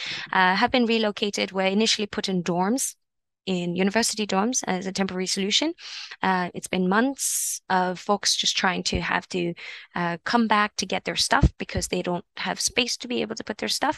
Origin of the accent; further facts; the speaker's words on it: Toronto, Ontario, Canada; I grew up here in Parkdale, heart of Parkdale